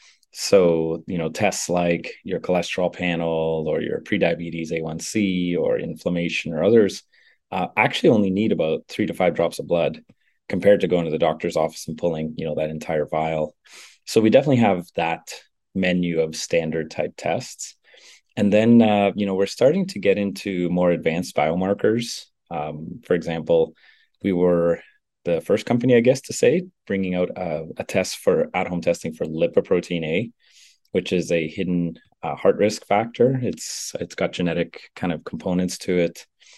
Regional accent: Northern Canada, Canada; I grew up in Northern Canada, where it snows half the year.

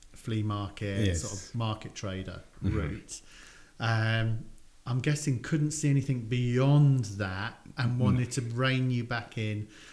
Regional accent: Luton, East of England, United Kingdom; I was born in Luton

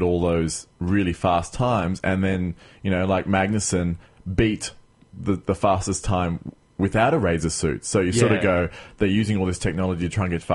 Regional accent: Queensland, Australia; moved away; I'm coming from Queensland where mosquitoes are quite prevalent

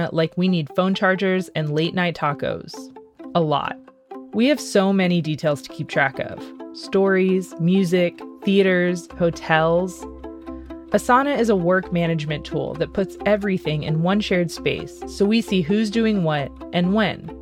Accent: Central Texas, United States; Growing up in Central Texas, a lot of my life revolved around water

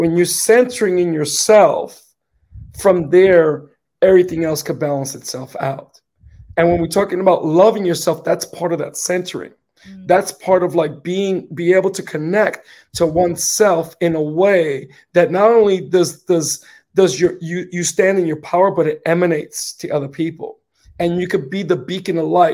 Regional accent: New York City, New York, United States; I'm from the Bronx, so we got to say things the way it comes out

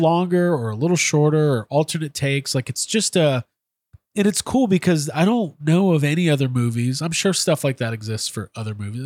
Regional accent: Chicago, Illinois, United States; I grew up in Chicago in the nineties.

